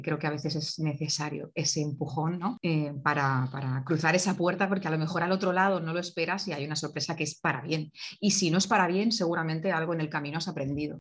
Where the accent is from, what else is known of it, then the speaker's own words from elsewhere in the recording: Valencia, Valencian Community, Spain; nací en Valencia